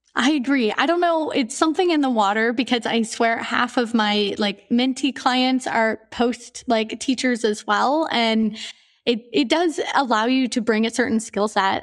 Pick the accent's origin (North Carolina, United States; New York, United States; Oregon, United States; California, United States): Oregon, United States; Portland; moved away as an adult; also born or lived in Romania / Singapore / Australia / Myanmar; now in Mauritius; I'm from Portland, Oregon